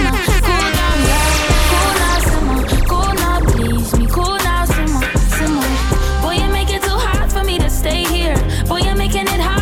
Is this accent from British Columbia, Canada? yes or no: no; Montreal, Quebec, Canada; I'm from Montreal. We speak French here